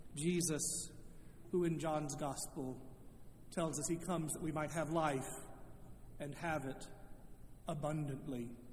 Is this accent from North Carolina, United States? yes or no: yes; Charlotte, North Carolina, United States; moved away as an adult; also born or lived in Indiana; I had returned to my hometown of Charlotte